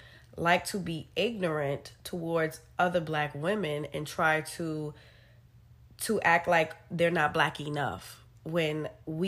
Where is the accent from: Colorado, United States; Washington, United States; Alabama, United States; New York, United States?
New York, United States; New York City; we're from New York and we've lived in a city where everything is a melting pot